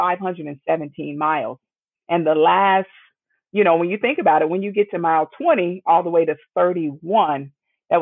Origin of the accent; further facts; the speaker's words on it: Midwest, United States; born and raised in the Midwest